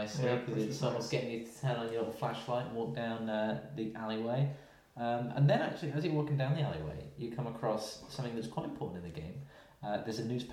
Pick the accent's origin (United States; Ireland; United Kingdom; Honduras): United Kingdom; we're both from Britain